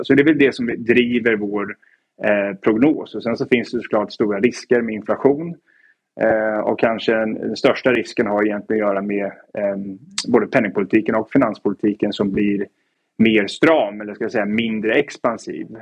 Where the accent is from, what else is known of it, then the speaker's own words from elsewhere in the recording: Stockholm, Stockholm County, Sweden; moved away as an adult; also born or lived in Edinburgh / New York / Oxford; now in London, United Kingdom; född och uppvuxen i, i Stockholm men har väl tillbringat egentligen hela mitt vuxna liv då utomlands